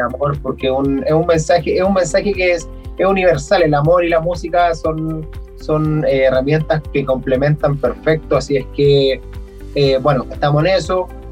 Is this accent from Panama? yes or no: no; Chile; moved away; uno es de un pueblo muy pequeño